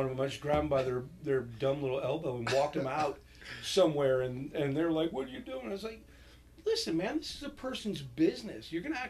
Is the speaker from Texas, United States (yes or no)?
no; New York, United States; I grew up in New York